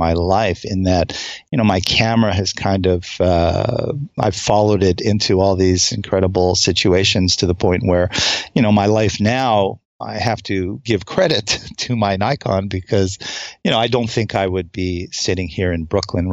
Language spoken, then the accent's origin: English; Montreal, Quebec, Canada; moved away as an adult; now in United States; as a kid growing up in Montreal